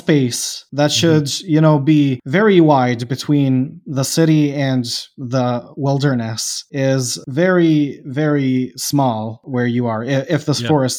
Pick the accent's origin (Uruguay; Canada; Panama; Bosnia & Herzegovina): Bosnia & Herzegovina; I don't know if I told you, I'm from Bosnia.